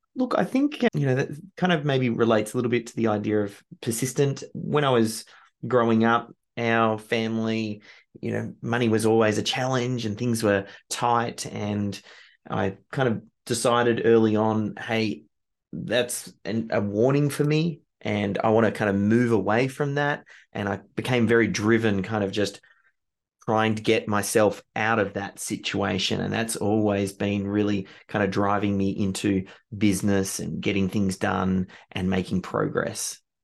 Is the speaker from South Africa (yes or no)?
no; Australia; being Australian